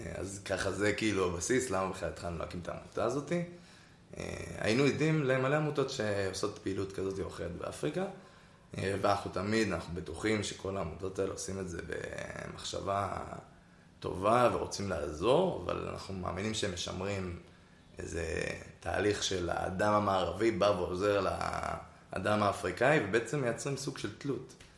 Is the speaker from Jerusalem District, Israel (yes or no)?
no; Karmei Yosef, Central District, Israel; now in Tel Aviv, Israel; במקור אני מכרמי יוסף, גר היום בתל אביב